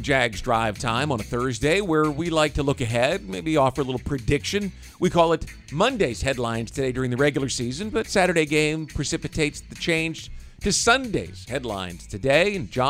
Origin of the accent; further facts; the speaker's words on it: Kansas City, Missouri, United States; So I grew up in Kansas City, and I can remember there was a time between when Joe Montana retired and Alex Smith showed up